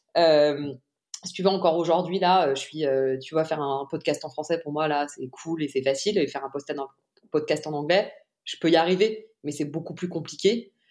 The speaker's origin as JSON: {"language": "French", "town": "Paris", "region": "Île-de-France", "country": "France", "tie": "born or raised there", "said": "j'ai grandi à Paris"}